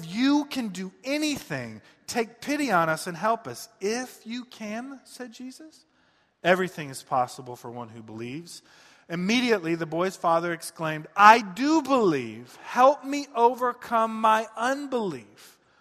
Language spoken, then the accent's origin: English; Detroit, Michigan, United States; I'm from Michigan, from the, uh, east side of Detroit